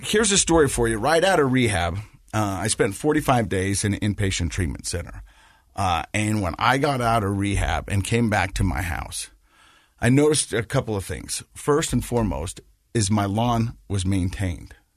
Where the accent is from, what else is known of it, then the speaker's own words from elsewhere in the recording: Ogden, Utah, United States; I grew up in Ogden, um, and, uh, my parents got divorced, and we lived with my mom